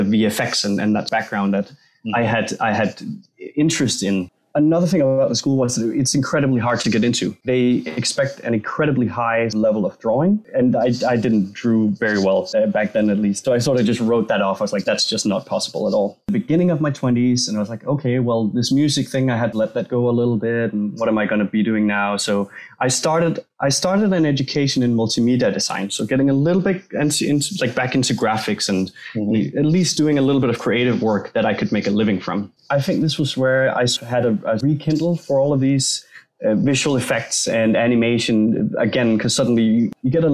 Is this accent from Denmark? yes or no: yes; Denmark; English is a second language; I'm from Denmark, so English is not my native language.